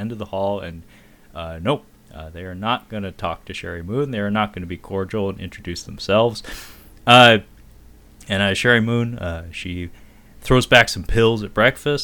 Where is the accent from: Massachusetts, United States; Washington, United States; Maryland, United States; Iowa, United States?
Washington, United States; Seattle; I'm born and raised in Seattle